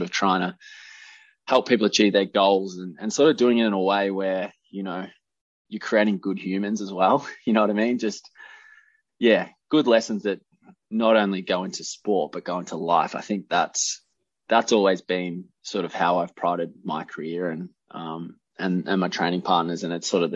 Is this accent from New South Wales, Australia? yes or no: no; Keysborough, Victoria, Australia; also born or lived in Cranbourne / Narre Warren South; grew up sort of out in Keysborough on the farm, and I actually got into athletics in under eights because I was moving from Cranbourne to Narrewarren South